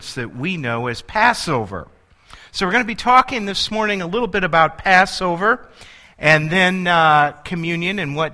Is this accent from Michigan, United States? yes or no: no; El Paso, Illinois, United States; I grew up in El Paso, Illinois, and El Paso has a population of 2,700